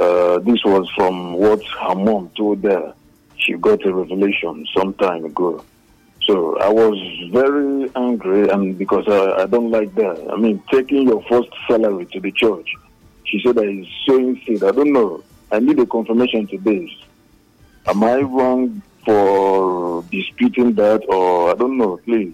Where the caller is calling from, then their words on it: Enugu, Enugu State, Nigeria; I'm calling from Enugu.